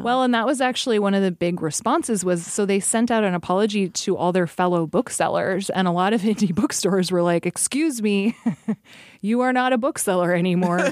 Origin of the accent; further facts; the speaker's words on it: Alaska, United States; growing up in Alaska